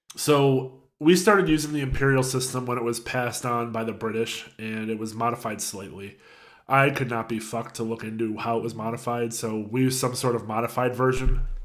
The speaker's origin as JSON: {"language": "English", "country": "United States", "said": "I'm an American"}